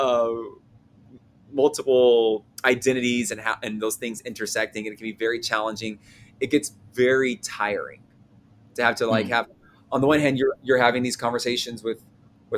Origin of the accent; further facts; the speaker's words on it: the South, United States; growing up in the South, which is a very Christian part of the country